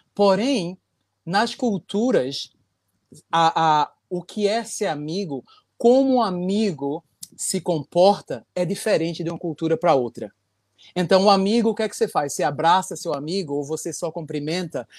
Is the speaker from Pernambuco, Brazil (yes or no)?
yes; Recife, Pernambuco, Brazil; now in Japan; eu sou de Recife.